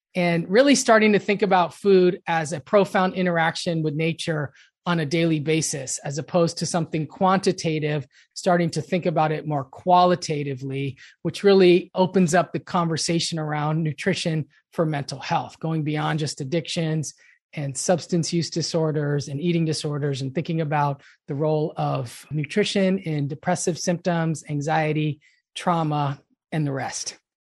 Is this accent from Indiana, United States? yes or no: no; Los Angeles, California, United States; I grew up in Los Angeles